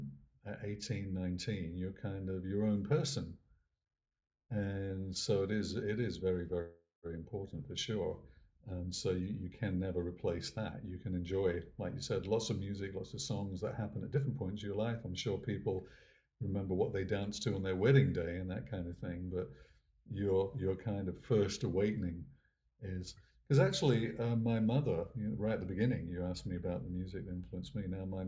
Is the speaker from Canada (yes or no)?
no; England, United Kingdom; But my sense of growing up in England and being in the music business in England was that you always have to be the new thing.